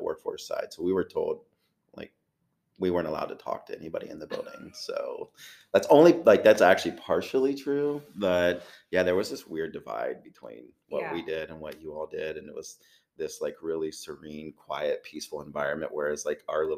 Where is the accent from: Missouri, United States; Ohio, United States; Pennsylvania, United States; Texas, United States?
Ohio, United States; Chillicothe; I'm from Chillicothe, so born and raised